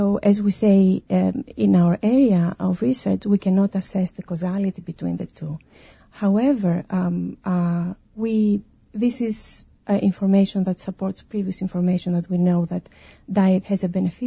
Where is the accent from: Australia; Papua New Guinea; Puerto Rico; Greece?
Greece; moved away; I come from Greece.